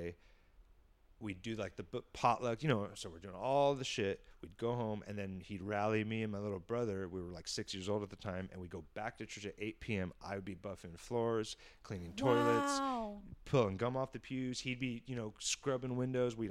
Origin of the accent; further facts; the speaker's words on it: San Diego, California, United States; kid growing up on the Mexican border, half white, half Asian, who thought he was Mexican.